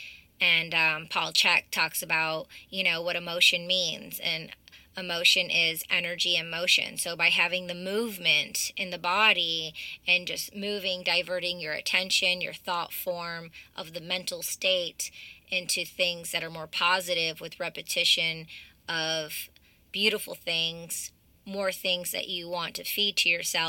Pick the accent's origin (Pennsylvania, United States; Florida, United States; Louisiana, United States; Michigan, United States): Michigan, United States; the same area where I'm from, growing up in Michigan